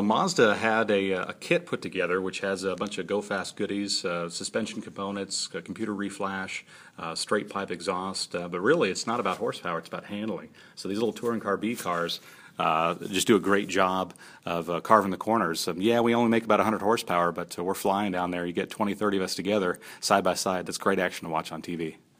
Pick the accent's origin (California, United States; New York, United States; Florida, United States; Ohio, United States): California, United States; Southern; now in Texas, United States; growing up in Southern California